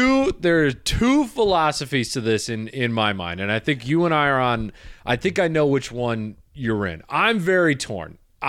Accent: West Michigan, United States; born or raised there

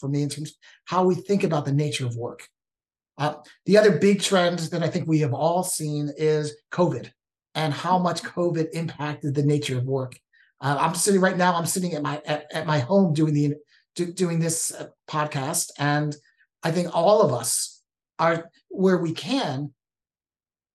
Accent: East Coast, United States; moved away as an adult; also born or lived in Washington State; now in Washington, United States; born and raised on the East Coast, came out and visited him in Washington State and just fell in love with the state

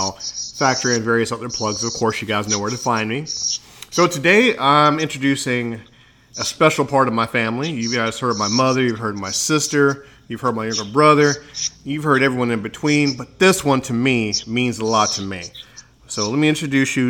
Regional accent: Chicago, Illinois, United States; we grew up in Chicago, and I have memories, you know, growing up on the north side of Chicago

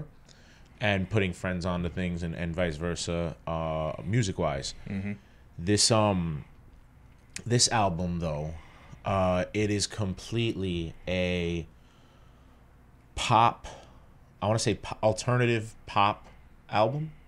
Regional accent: New York City, New York, United States; Growing up in New York, especially hanging out downtown and uptown

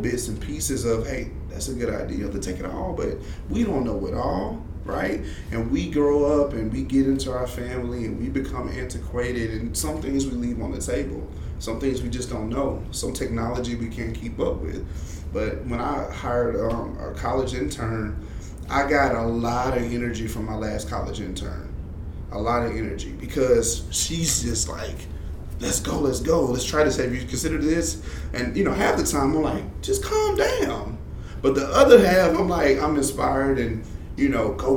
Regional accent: Shreveport, Louisiana, United States; I grew up in Southern Hills, moved to Pines Road, went to South Highlands, Middle Magnet High

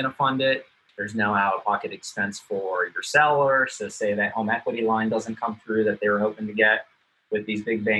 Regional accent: Manassas, Virginia, United States; I'm from Manassas.

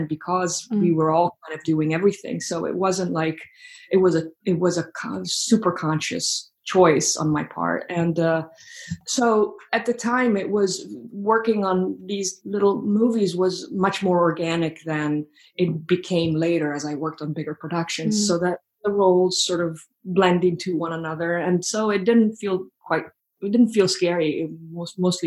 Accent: Florence, Tuscany, Italy; moved away as an adult; now in New York City, United States; I'm actually from Italy, and I grew up in Florence

